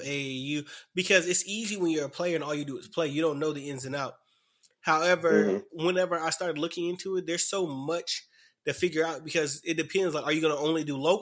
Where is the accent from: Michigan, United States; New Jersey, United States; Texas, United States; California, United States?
Texas, United States; Dallas; moved away; I came from Dallas.